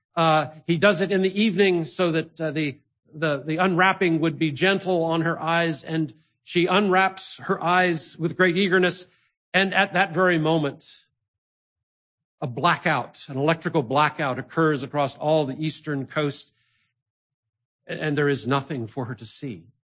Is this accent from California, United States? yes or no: no; Ithaca, New York, United States; my hometown of Ithaca, New York